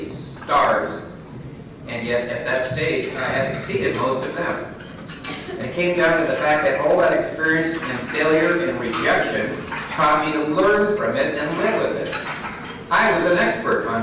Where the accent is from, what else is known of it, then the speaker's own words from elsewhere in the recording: California, United States; I'm from California